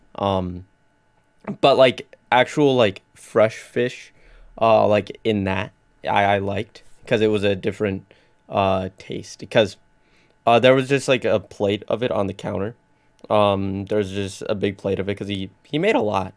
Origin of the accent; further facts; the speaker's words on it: North Dakota, United States; I'm from North Dakota, not London